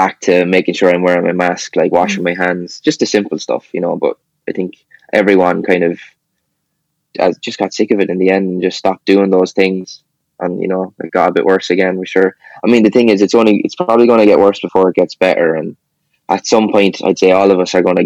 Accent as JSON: {"language": "English", "town": "Kilkenny", "region": "Leinster", "country": "Ireland", "tie": "born or raised there", "said": "I was born here"}